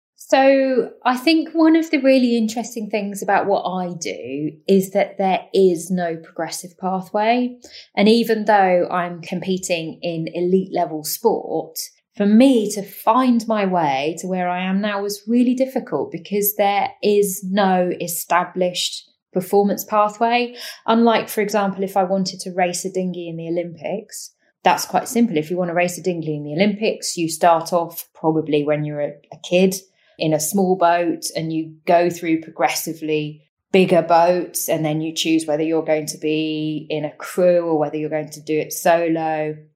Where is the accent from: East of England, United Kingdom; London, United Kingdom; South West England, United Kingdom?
East of England, United Kingdom; Cambridgeshire; I grew up in Cambridgeshire, which is in East Anglia, completely landlocked county